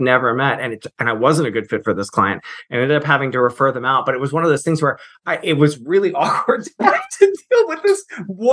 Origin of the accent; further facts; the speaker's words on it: Virginia, United States; moved away; also born or lived in St. Mary's City, Maryland; I'm from Virginia originally